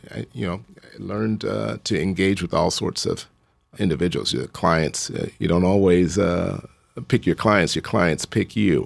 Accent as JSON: {"language": "English", "town": "Chicago", "region": "Illinois", "country": "United States", "tie": "born or raised there", "said": "I grew up in Hyde Park, so I just ran, uh, from where I lived"}